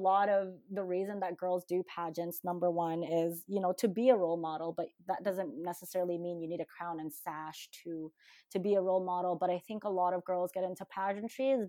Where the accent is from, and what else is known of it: Calgary, Alberta, Canada; born or raised there; English is a second language; also born or lived in Manila, Philippines